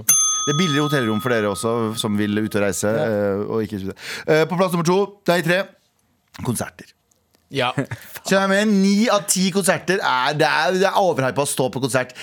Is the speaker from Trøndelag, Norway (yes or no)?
yes; Skaun, Trøndelag, Norway; moved away; det der jeg vokste opp